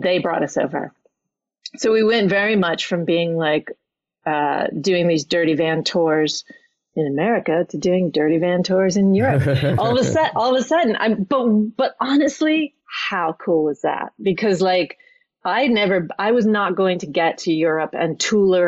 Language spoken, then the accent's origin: English; New York City, New York, United States; moved away as an adult; now in Norwich, United Kingdom; I only just 1 year ago left my hometown of New York City